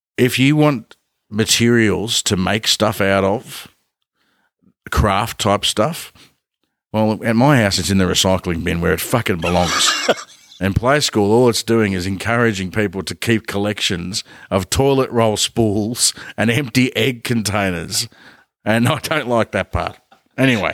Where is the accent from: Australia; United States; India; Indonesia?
Australia; Ballarat, Victoria; we grew up in Ballarat